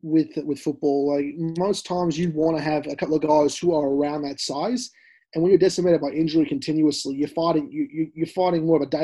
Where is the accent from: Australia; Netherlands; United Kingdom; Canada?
Australia; Melbourne, Victoria; Originally, I'm actually from Melbourne.